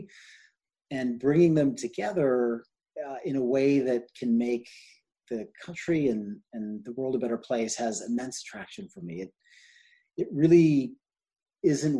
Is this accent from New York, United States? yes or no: yes; New York, United States; also born or lived in London / New England / California / England; grew up mostly in New York and went to school all over the place.